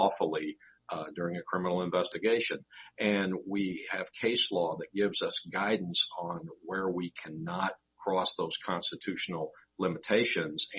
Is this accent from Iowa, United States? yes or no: no; Southern Illinois, United States; I grew up in Southern Illinois, spent most of my life there